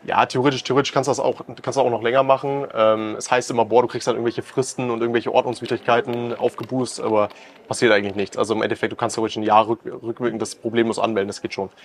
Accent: Germany; bei uns in Deutschland

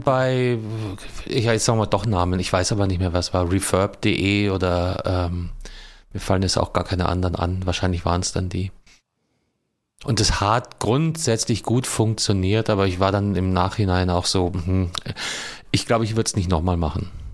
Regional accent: Southern Germany, Germany; ich komme ja aus Süddeutschland

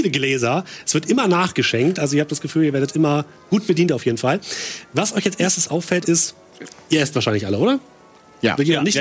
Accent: United Kingdom; German is a second language; Ich meine, ich ja. bin Brite

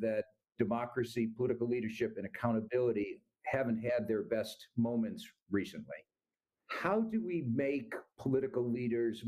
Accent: United States; as an American

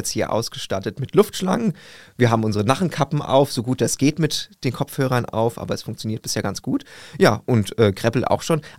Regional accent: Wiesbaden, Hesse, Germany; Urfassnachter in Wiesbaden, äh, im Grunde schon mit Geburt in den äh, Fassnachtsverein aufgenommen bei uns in Nordenstadt.

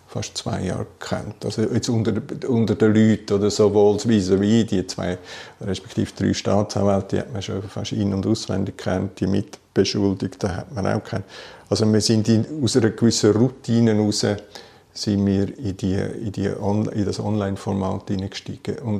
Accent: Bern, Switzerland; War auch für mich als Berner nicht die Reise nach Zürich.

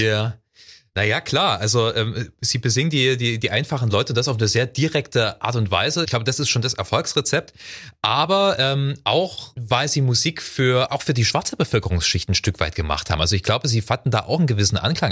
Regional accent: Ore Mountains, Saxony, Germany; Es gab bei uns in der Gegend, ich bin im Erzgebirge äh, groß geworden

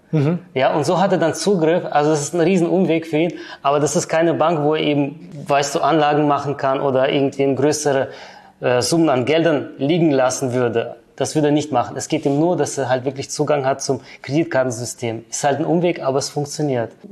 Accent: Switzerland; Ich bin Schweizer Bürger.

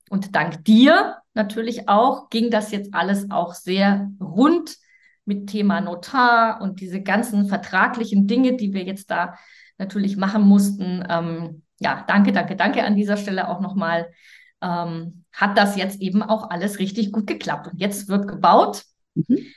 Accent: Germany; als Deutsche

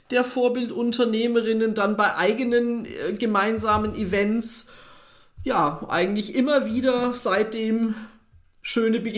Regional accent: Saarland, Germany; born there; also born or lived in Frankfurt; Ja, geboren bin ich im Saarland.

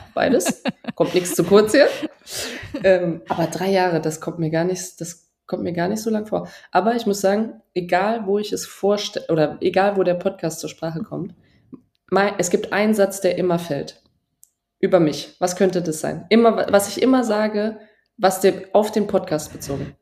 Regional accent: Trier, Rhineland-Palatinate, Germany; in Trier, wo ich aufgewachsen bin

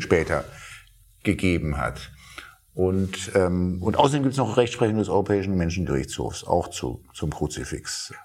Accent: Berlin, Germany; als Berliner

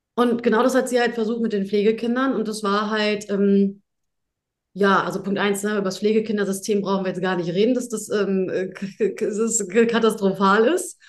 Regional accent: Hamburg, Germany; komme ich aus Hamburg. Na, ne? ich bin Hamburger Dirn

